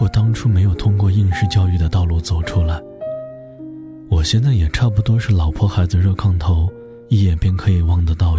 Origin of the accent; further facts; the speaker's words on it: Henan, China; 我的家乡是豫西北的一个小县城。曾经那里是以煤炭著称，但时至今日，煤炭早已被开采殆尽，故乡转型做起了旅游开发。